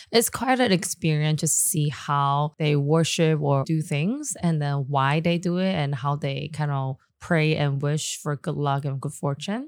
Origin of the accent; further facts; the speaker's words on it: Taipei, Taiwan; also born or lived in Taichung / Shanghai; I actually grew up in born and raised in Da area